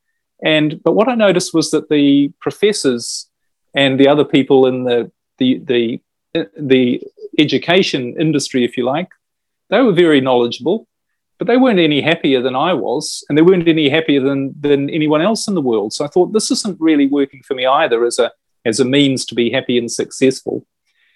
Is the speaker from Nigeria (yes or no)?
no; New Zealand; I was brought up in New Zealand